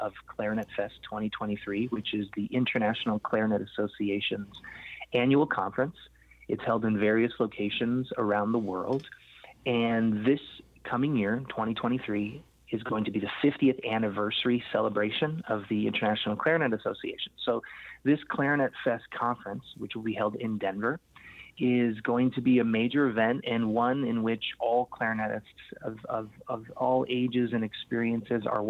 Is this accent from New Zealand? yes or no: no; Canada; I was born in Canada, born and raised, and a Portuguese descent, so Portuguese-Canadian